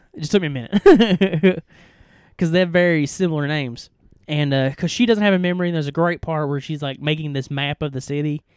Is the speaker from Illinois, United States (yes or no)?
no; East Tennessee, United States; we are two idiots from East Kentu-, East Tennessee